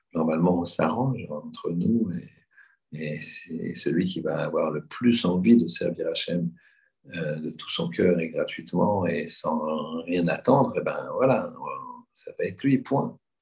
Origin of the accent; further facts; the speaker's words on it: Paris, Île-de-France, France; On est des Européens, des Parisiens.